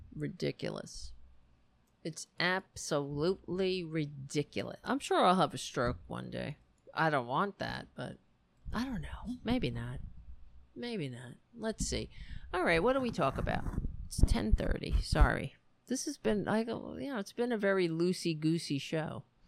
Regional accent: United States; I'm an American

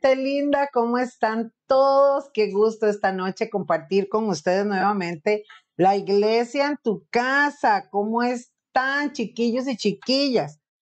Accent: Costa Rica

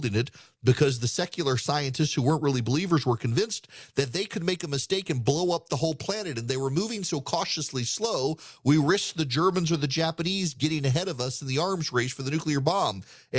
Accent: Dubai, United Arab Emirates; In the 1980s, I was a kid growing up in Dubai. My dad worked for the oil industry

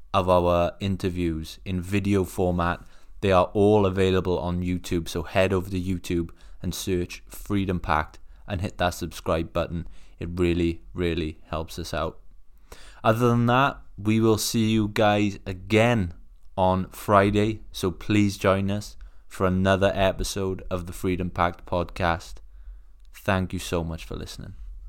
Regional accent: Wales, United Kingdom; I'm not from England, I'm from Wales

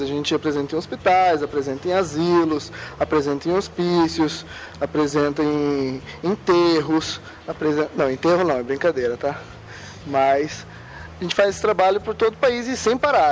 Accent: Cianorte, Paraná, Brazil; eu sou de Cianorte, eu e a Thais a gente é vizinho, mas a gente se conheceu só aqui no grupo mesmo. Eu sempre morei em Cianorte

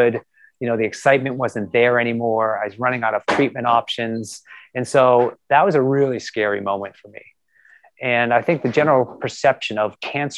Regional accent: Lexington, Massachusetts, United States; moved away; I grew up around the corner in Lexington, Massachusetts.

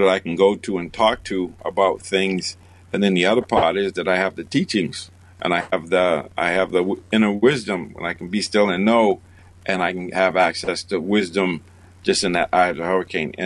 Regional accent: Boston, Massachusetts, United States; I grew up in Boston, I live in Boston

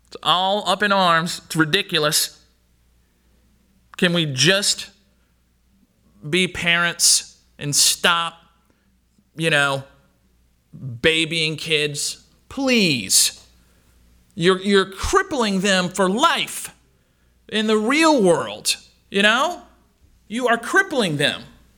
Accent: Louisiana, United States; I'm from South Louisiana, so that was said a whole lot.

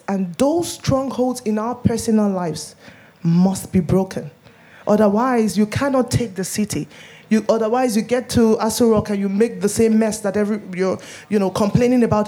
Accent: Nigeria; I'm Nigerian

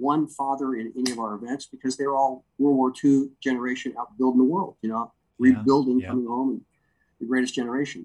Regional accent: Anaheim, California, United States; I was raised in Anaheim, inland

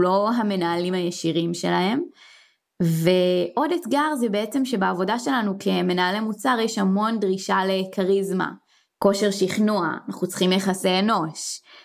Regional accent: Israel; אנחנו ישראלים

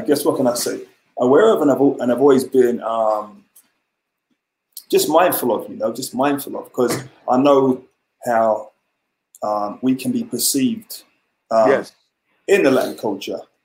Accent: Ghana; now in London, United Kingdom; I'm from Ghana, West Africa.

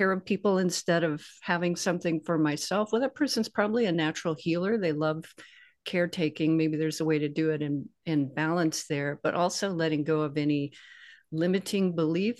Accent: the South, United States; I grew up in the South

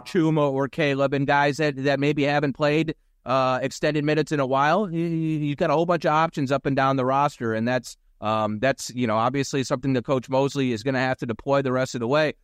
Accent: Philadelphia, Pennsylvania, United States; born or raised there; moved away

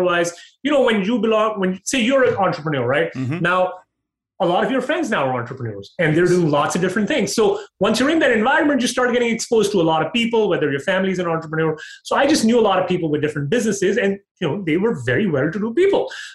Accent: Pakistan; also born or lived in Dubai, United Arab Emirates / Toronto, Canada / Calgary, Canada; now in United States; I was born in Dubai. I grew up in Pakistan

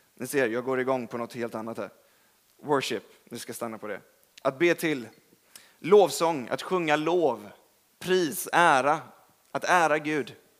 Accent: Gothenburg, Västra Götaland, Sweden; now in Stockholm, Sweden; Jag är från Göteborg.

